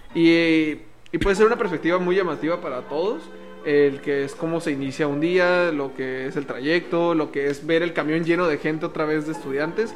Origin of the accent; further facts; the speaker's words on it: Mexico; Somos mexicanos al igual que tú.